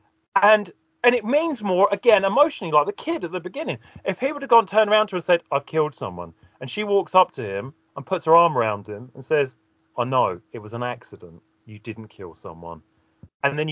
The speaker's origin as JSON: {"language": "English", "region": "England", "country": "United Kingdom", "said": "I'm English"}